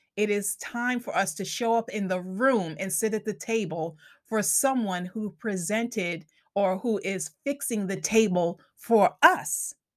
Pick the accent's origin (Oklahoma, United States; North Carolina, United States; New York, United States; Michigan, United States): New York, United States; Long Island; accent: Long Island; my Long Island accent kicks in sometimes